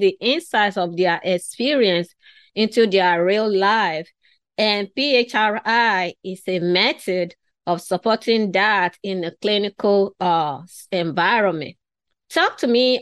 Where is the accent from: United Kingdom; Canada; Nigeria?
Nigeria; I was born and raised in West Africa in Nigeria